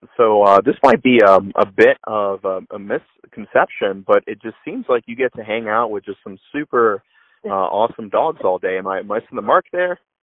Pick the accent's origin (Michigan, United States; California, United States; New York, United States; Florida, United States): Florida, United States; Orlando; moved away; I grew up in Florida